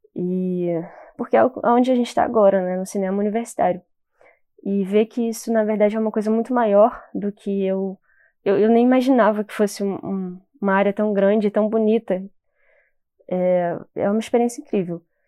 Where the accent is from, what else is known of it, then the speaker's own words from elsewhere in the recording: Rio de Janeiro, Brazil; eu sou do Rio